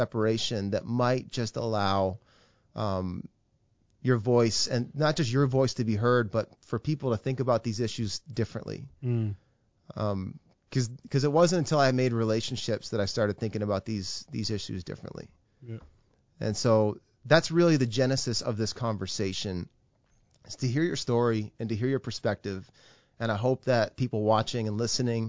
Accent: Fredericton, New Brunswick, Canada; also born or lived in Saint John, New Brunswick; I grew up in Fredericton, New Brunswick

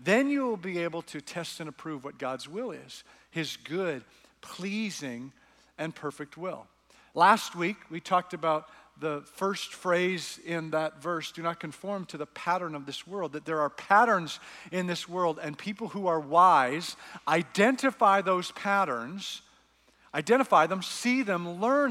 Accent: Canada; I'm Canadian

